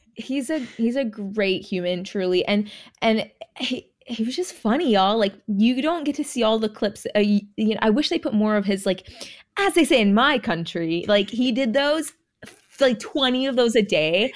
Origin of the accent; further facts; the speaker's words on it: California, United States; also born or lived in Jamaica; now in Texas, United States; I was born in Jamaica, okay? I was raised in California.